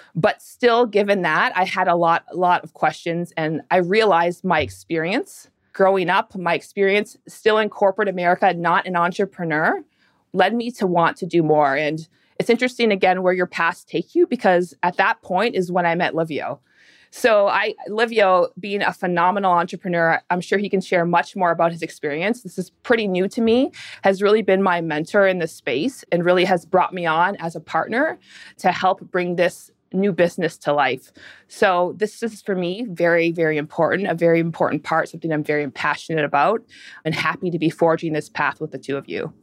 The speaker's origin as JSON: {"language": "English", "country": "Canada", "tie": "born or raised there", "moved": "as an adult", "lives_now": "United States", "said": "I was born and raised in Canada"}